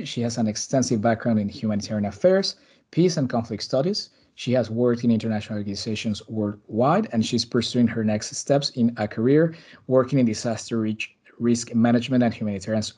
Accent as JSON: {"language": "English", "region": "Mexico City", "country": "Mexico", "tie": "born or raised there", "moved": "yes", "lives_now": "Brussels, Belgium", "said": "I'm talking to you live from Brussels, back again after a nice summer in my hometown in Mexico City."}